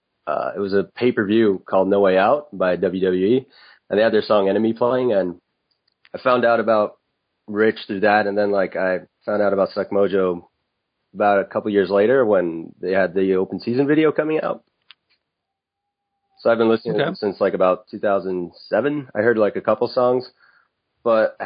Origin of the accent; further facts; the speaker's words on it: Montreal, Quebec, Canada; the city I'm from, Montreal, it has a really great nightlife.